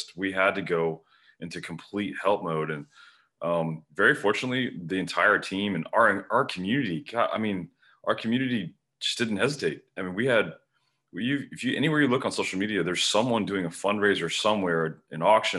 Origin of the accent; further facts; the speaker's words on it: Kendall, Florida, United States; I grew up in Kendall, which is a suburb of Miami, and spent all my life, all my young life before I had access to boats, you know, at every canal and lake in Miami.